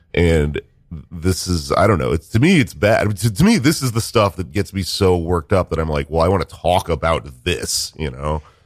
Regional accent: Texas, United States; now in New York, United States; I came to New York, right, because I am a weirdo from Texas

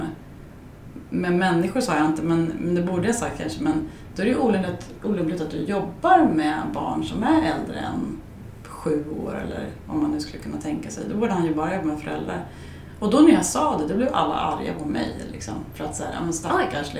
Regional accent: Skärblacka, Östergötland, Sweden; also born or lived in Norrköping; i den lilla byn jag kommer ifrån, i Skärblacka

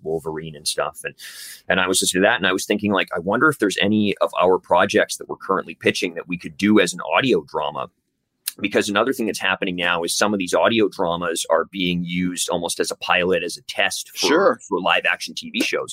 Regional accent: Canada; also born or lived in Vancouver; we're based in Vancouver. We're two Canadian dudes writing this show

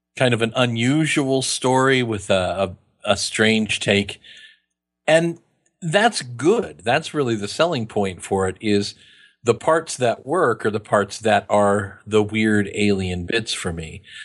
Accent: Kansas, United States; I'm from Kansas.

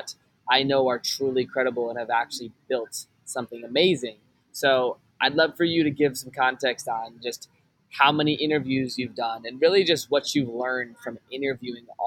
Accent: Richmond, Virginia, United States; I'm actually from Richmond

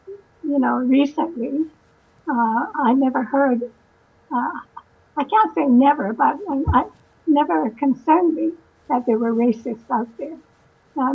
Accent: Canada; also born or lived in Winnipeg; now in Vancouver, Canada; I was born in Canada

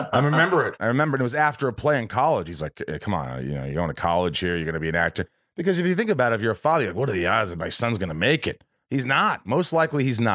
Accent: Indiana, United States; also born or lived in Connecticut / New York; my whole family was from New York, but we moved from, like, we lived in Connecticut for 2 years, and then we moved to Indiana

